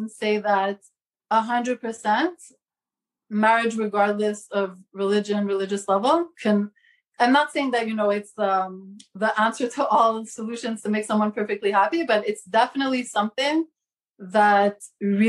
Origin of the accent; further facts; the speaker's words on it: Montreal, Quebec, Canada; moved away as an adult; now in Brooklyn, United States; I'm from Montreal originally. Now I live in New York